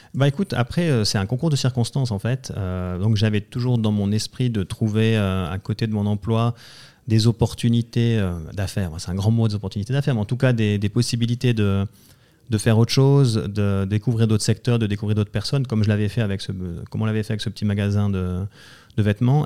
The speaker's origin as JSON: {"language": "French", "region": "Valais", "country": "Switzerland", "tie": "born or raised there", "said": "je suis originaire du canton du Valais"}